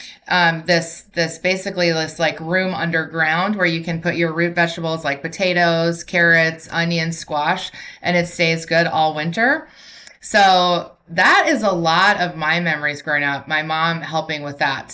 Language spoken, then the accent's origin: English; North Dakota, United States; moved away as an adult; now in California, United States; I'm originally from North Dakota, and moved out here because my husband is originally from here